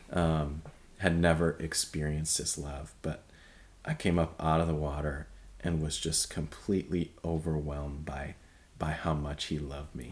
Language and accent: English; Michigan, United States; moved away as an adult; I grew up in Michigan, uh, which is very cold place.